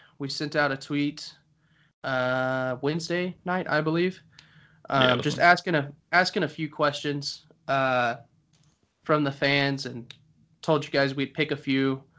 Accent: Arlington, Texas, United States; also born or lived in Independence, Missouri; I was born in Independence, Missouri, and then my dad took a job down here in Texas whenever I was young. We moved down here, and I've lived here for the rest of my life. I attend UTA, which is the University of Texas at Arlington.

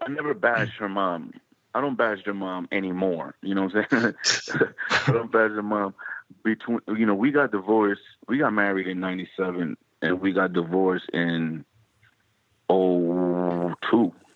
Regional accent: New Jersey, United States; growing up in Jersey.

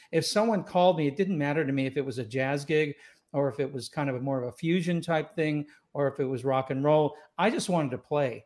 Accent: Los Angeles, California, United States; also born or lived in Scotland / Tampa / Escondido; now in Rancho Santa Fe, United States; I grew up in Los Angeles. I was born in Scotland. I grew up in Los Angeles

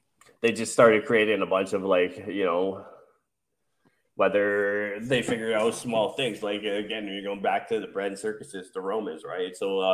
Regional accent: United States

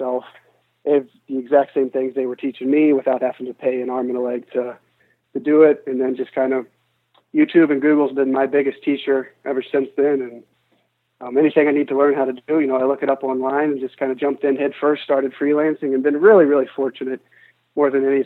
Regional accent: United States; we come from the United States

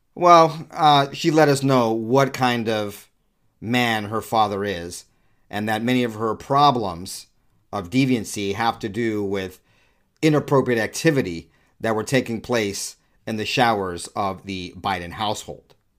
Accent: United States; I'm black, and I'm an American

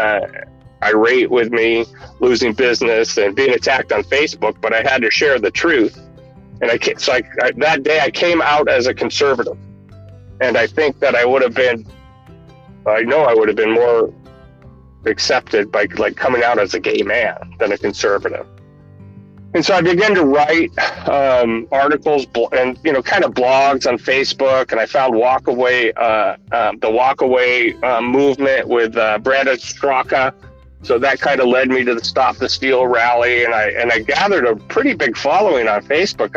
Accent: Washington, United States; I'm from Washington State

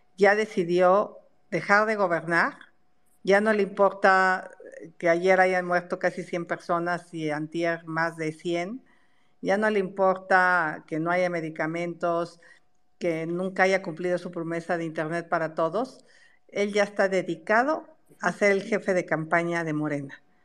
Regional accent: Mexico; soy mexicana

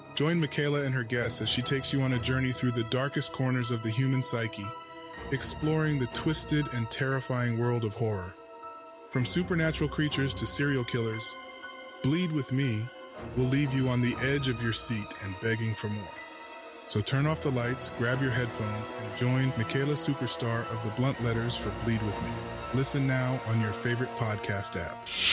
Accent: Portland, Oregon, United States; I've been here all my life

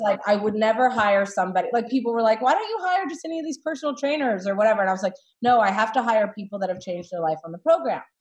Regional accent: South Carolina, United States; moved away as an adult; also born or lived in Los Angeles; I grew up in South Carolina

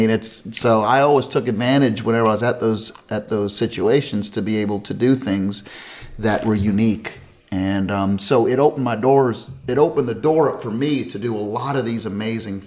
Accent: Pennsylvania, United States; moved away; also born or lived in Clemson, South Carolina; I'm one of those Yankee Tigers. I'm from Pennsylvania originally

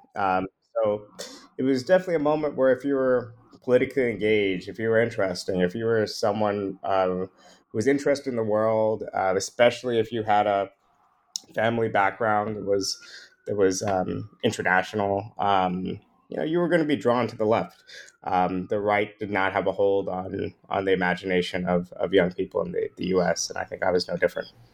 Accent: New York area, United States; I grew up in the New York area

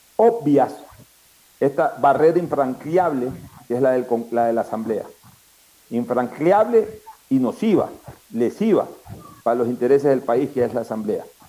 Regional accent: Ecuador; somos los ecuatorianos

